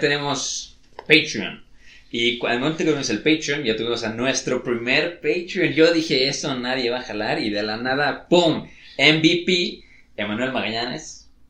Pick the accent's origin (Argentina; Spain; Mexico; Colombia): Mexico; somos mexicanos